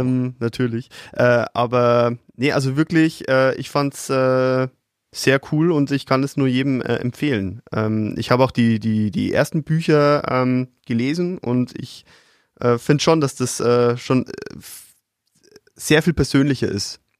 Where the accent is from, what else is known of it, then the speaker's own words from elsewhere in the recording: Upper Palatinate, Bavaria, Germany; als, als Oberpfälzer